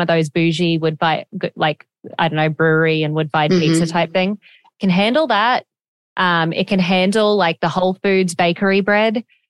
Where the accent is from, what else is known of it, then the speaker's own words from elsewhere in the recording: Australia; now in United States; I was raised in Australia. So like from elementary school and middle school and high school, I did in Australia. And I am half American though.